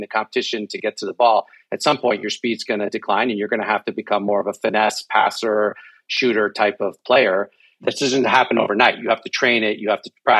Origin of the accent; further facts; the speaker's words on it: Mexico; moved away; I grew up in Mexico